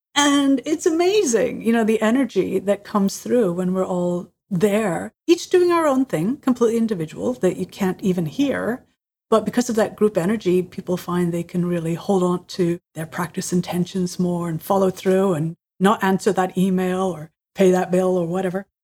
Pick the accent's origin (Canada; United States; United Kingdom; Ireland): Ireland; I was born in Ireland, uh, my parents are Catholic, and so we were surrounded by Catholic culture